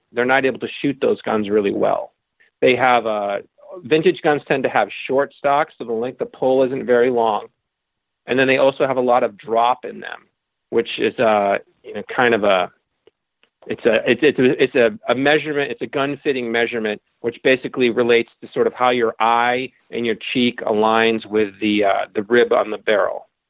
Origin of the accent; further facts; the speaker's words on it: Connecticut, United States; I grew up in Connecticut, um, and I lived in suburbia.